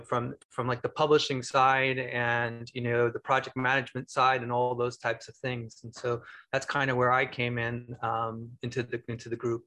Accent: Bay Area, California, United States; I'm actually from the Bay Area

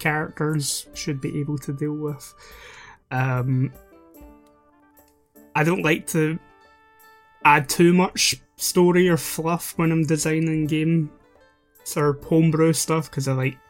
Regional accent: Scotland, United Kingdom; Being Scottish

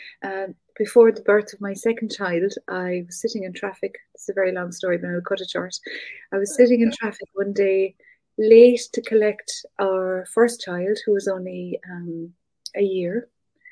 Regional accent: North Cork, Munster, Ireland; moved away; I'm from North Cork, very country, very rural.

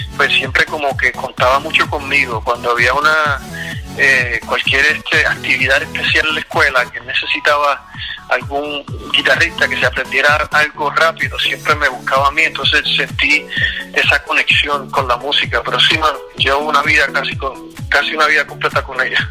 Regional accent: Puerto Rico; yo soy puertorriqueño, eh, entonces cuando pequeño en Puerto Rico, recuerdo que mi papá, mi papá siempre tocaba guitarra

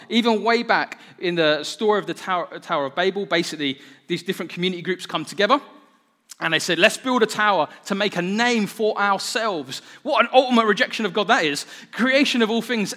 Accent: United Kingdom; I'm so British

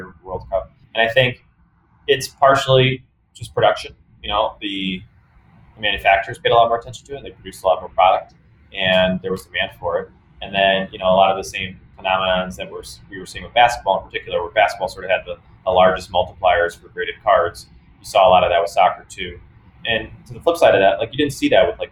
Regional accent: Cleveland, Ohio, United States; I'm from Cleveland, and we don't have a hockey team

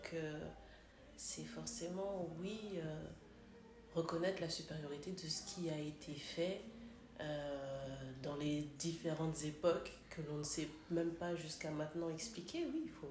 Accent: Kinshasa, DR Congo; now in Paris, France; je suis …, j'ai 36 ans, je suis congolaise.

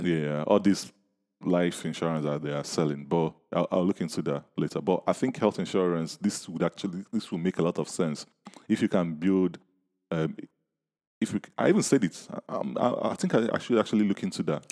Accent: Nigeria; I'm from Nigeria

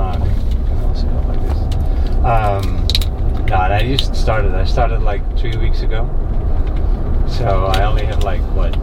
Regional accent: Netherlands; now in Naples, United States; I'm actually, I'm Dutch. I'm from the Netherlands.

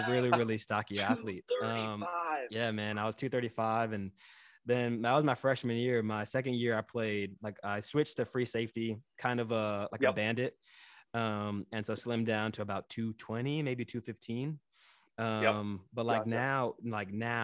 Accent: Texas, United States; now in New York City, United States; I grew up in Texas, so I grew up in the South.

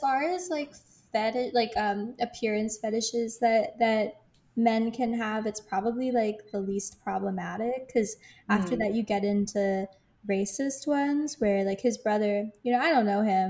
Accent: Ireland; I guess as an Irish person, I do have to take some issue with that.

